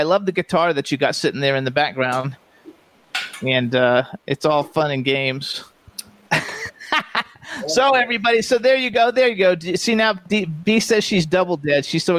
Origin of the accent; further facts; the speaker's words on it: Florida, United States; I'm from Florida